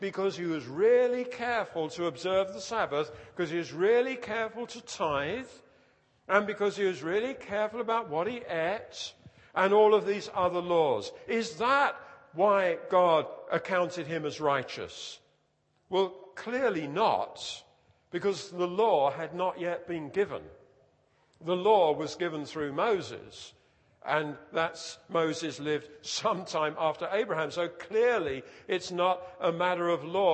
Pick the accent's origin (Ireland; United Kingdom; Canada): United Kingdom; We're British